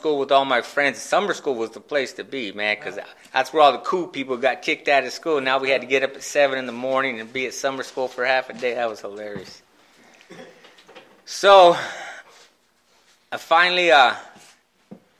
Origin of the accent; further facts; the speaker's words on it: Phoenix, Arizona, United States; I grew up in West Phoenix